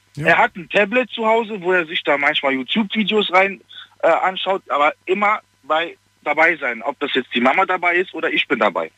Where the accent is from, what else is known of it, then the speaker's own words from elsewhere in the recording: Germany; also born or lived in Poland; ich bin ja eigentlich gebürtiger Pole, sage ich jetzt mal, aber ich bin in, von meinem Vater die Seite ist ja mehr Deutsch, aber ich bin nach Deutschland gekommen mit acht Monaten